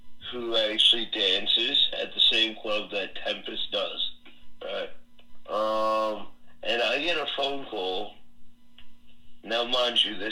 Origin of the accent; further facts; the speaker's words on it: New York City, New York, United States; now in Pennsylvania, United States; Originally born and raised in New York City, and now I live up in nowheresville